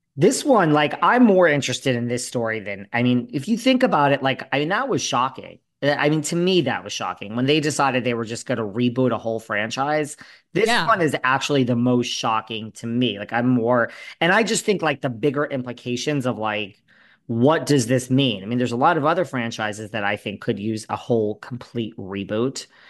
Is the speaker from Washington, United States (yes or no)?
no; New York, United States; also born or lived in Los Angeles; I split my time between New York and LA, but I am a hardcore New Yorker